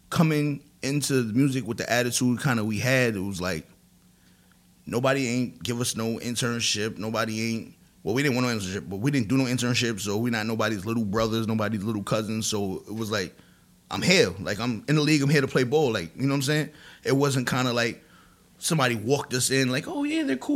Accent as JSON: {"language": "English", "region": "New York", "country": "United States", "said": "we used to be like, yo, we're from New York. This is how New York's supposed to sound."}